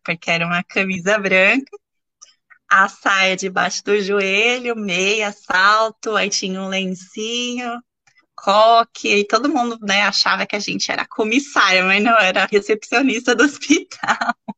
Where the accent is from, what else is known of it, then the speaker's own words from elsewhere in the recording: Santo André, São Paulo, Brazil; Eu sou natural de Santo André, que é uma cidade da Grande São Paulo, né, no interior